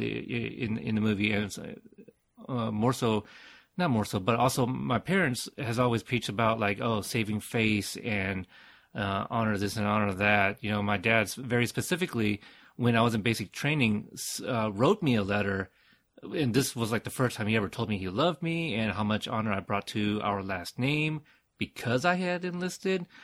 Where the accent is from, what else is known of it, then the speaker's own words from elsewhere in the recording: United States; I am Asian American, but I, uh, you know, I was born in America.